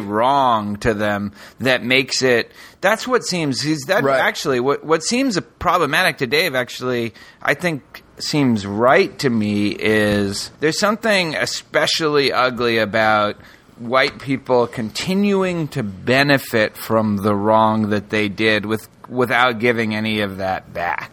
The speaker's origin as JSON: {"language": "English", "region": "Northeast", "country": "United States", "tie": "born or raised there", "moved": "yes", "lives_now": "Houston, United States", "said": "I grew up in the Northeast"}